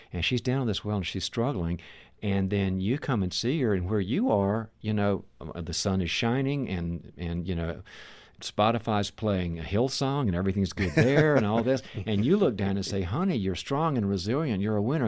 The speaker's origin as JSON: {"language": "English", "region": "the South", "country": "United States", "moved": "yes", "said": "I'm originally from the South"}